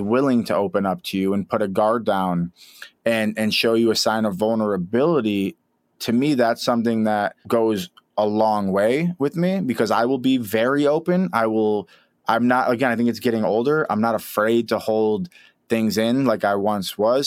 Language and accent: English; Rochester, New York, United States; moved away as an adult; also born or lived in Los Angeles; I'm a kid from Rochester, New York